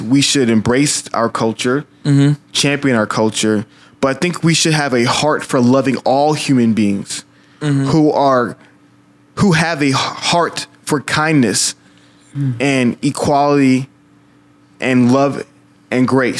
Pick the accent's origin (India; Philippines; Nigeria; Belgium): Nigeria; now in United States; I'm Nigerian.